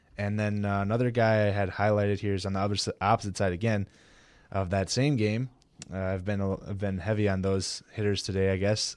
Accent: Milwaukee, Wisconsin, United States; my hometown team here, Milwaukee

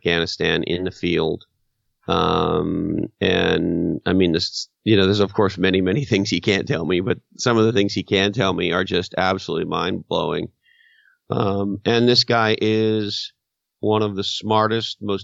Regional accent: Canada; moved away; my home country of Canada

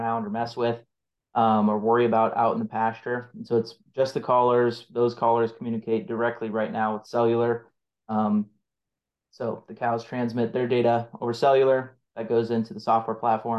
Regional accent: North Central Nebraska, United States; I grew up ranching in North Central Nebraska

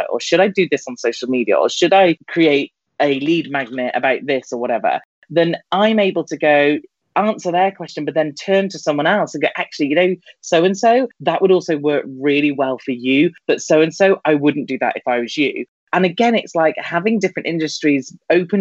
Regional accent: United Kingdom; I'm British

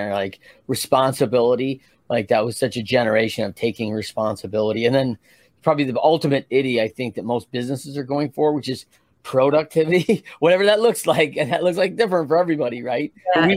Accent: Midwest, United States; I grew up in the Midwest, so a lot of farming

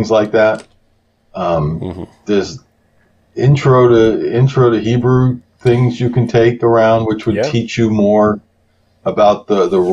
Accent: United States; I'm an American

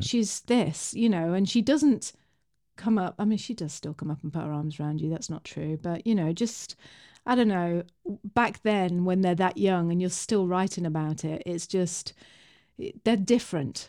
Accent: England, United Kingdom; me and Bri, we're English

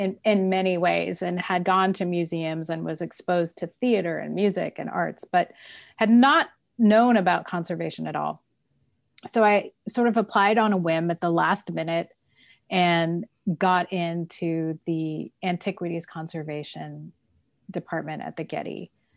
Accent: Southern California, United States; also born or lived in Fort Collins, Colorado / Kenya; I consider myself basically a Southern California person

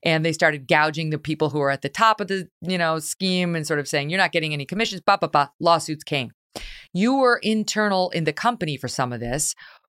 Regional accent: New York, United States; I'm from New York, so we only wear black, brown, gray, or navy.

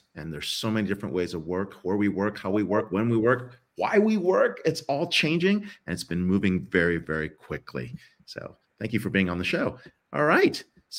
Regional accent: Allentown, Pennsylvania, United States; I grew up in the Rust Belt in Allentown, Pennsylvania

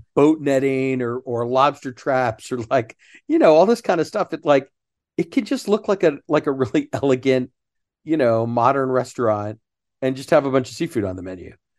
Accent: Sugar Land, Texas, United States; I grew up in Sugarland, not far from the fountains

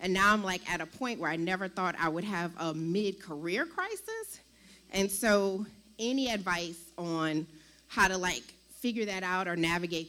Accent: New Orleans, Louisiana, United States; I'm from New Orleans.

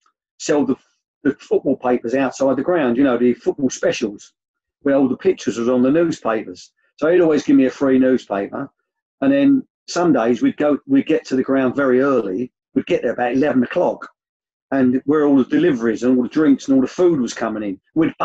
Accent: Bow, London, United Kingdom; I suppose it was to do with where I was brought up. I was brought up in Bow in East London.

